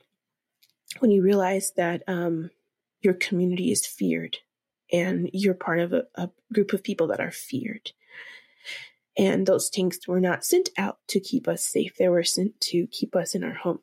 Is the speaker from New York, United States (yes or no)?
no; Los Angeles, California, United States; also born or lived in Watts, California; now in Denver, United States; growing up in inner city Los Angeles in the 90s